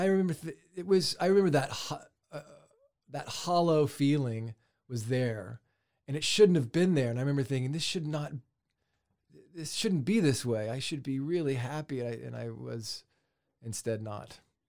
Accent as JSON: {"language": "English", "town": "Dallas", "region": "Texas", "country": "United States", "tie": "born or raised there", "also_born_or_lived": "Waco / Nashville / Los Angeles", "moved": "as an adult", "said": "I grew up in Dallas"}